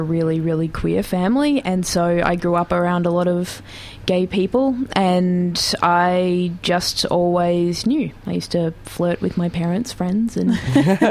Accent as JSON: {"language": "English", "town": "Geelong", "region": "Victoria", "country": "Australia", "tie": "born or raised there", "said": "I grew up in Geelong"}